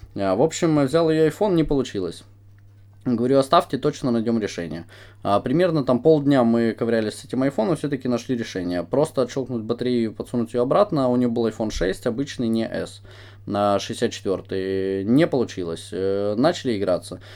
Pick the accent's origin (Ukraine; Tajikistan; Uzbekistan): Ukraine; мы с Украины